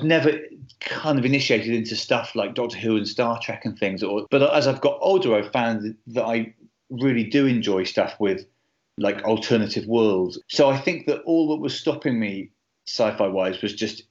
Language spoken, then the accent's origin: English; Bristol, South West England, United Kingdom; I grew up in Bristol and ended up being a Bristol City fan.